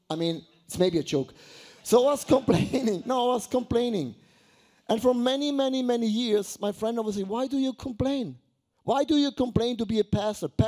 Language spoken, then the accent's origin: English; Buchs, Switzerland; I was, I was brought up in Buchs. Have you ever heard about Buchs? No, Buchs. It's not a sickness, it's a small village.